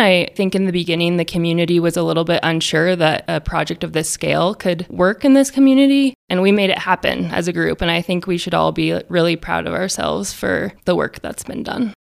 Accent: Idaho, United States; moved away as an adult; also born or lived in Colorado; now in Alamosa, United States; I was born in Colorado and raised in Idaho

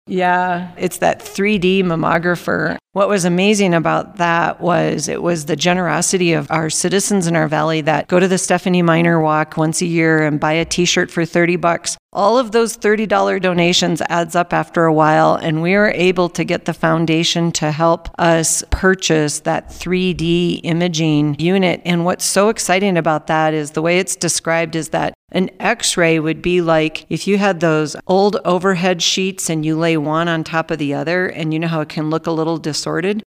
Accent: Minnesota, United States; moved away as an adult; now in Alamosa, United States; I grew up on a farm in Minnesota

